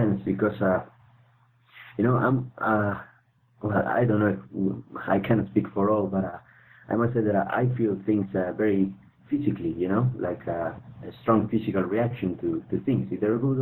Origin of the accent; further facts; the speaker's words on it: Argentina; moved away as an adult; now in Europe; I'm originally from Argentina, okay, and right now I'm living in Europe. For the last 10 years